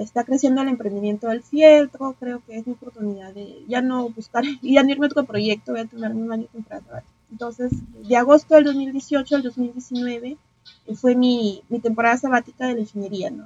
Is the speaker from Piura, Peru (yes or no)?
yes; Piura, Peru; moved away as an adult; now in Lima, Peru; soy de Piura, pero ya vivo en la capital, pues ya hace desde el 2018